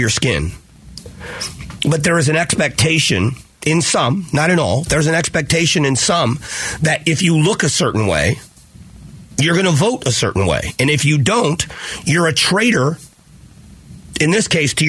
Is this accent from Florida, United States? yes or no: yes; Southwest Florida, United States; moved away; the district where I grew up in Southwest Florida